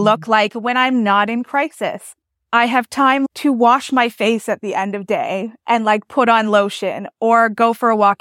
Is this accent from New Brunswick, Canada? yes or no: yes; New Brunswick, Canada; I'm from New Brunswick, Canada